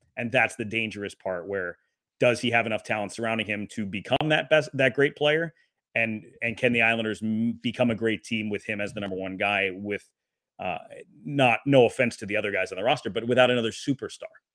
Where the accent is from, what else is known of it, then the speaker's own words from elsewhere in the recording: Wisconsin, United States; I was born in Wisconsin